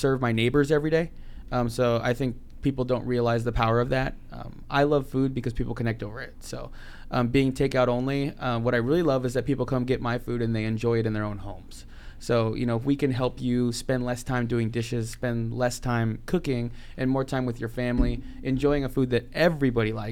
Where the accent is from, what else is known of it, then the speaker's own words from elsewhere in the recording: Queen Creek, Arizona, United States; also born or lived in Phoenix, Arizona; now in Tempe, United States; I grew up in Queen Creek